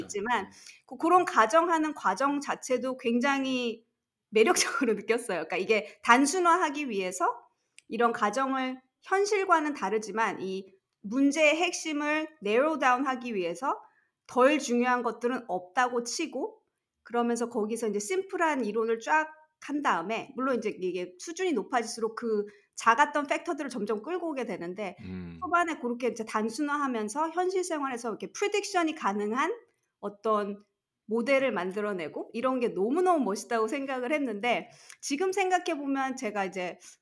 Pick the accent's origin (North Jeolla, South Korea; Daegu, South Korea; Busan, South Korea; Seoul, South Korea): Seoul, South Korea; 저는 서울에서 자랐어요